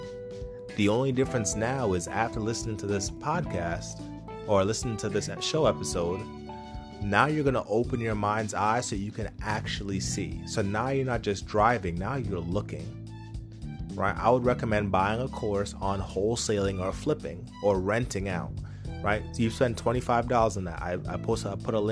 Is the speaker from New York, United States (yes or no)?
yes; Poughkeepsie, New York, United States; Where I grew up in Poughkeepsie